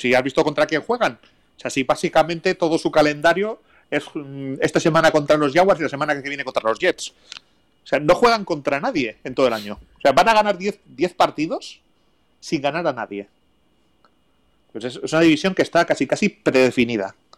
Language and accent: Spanish; Basque Country, Spain; soy vasco